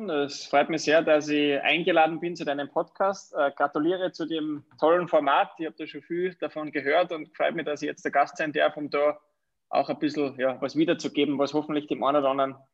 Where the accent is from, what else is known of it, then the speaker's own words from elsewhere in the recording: Wagrain, Salzburg, Austria; born there; ich bin ein Salzburger, gebürtig aus dem wunderschönen Wagrein, also aus der Wintersportdestination Wagrein-Kleinal.